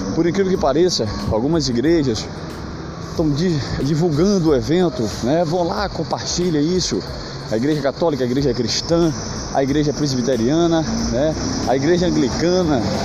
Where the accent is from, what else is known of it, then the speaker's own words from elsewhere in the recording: Brazil; sou brasileiro, sou patriota